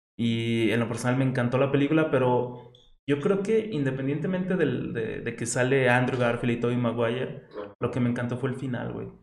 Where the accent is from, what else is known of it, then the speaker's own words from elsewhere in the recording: Mexico; Como buen mexicano